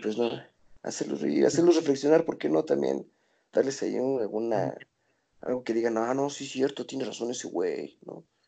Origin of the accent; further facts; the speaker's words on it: Toluca, State of Mexico, Mexico; somos de Toluca, somos blancos y somos privilegiados